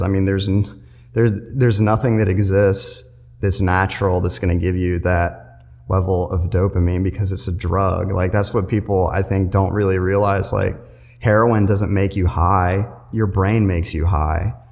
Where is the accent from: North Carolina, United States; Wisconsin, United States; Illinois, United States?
North Carolina, United States; Matthews; I'm from Matthews, North Carolina. I graduated high school in 2010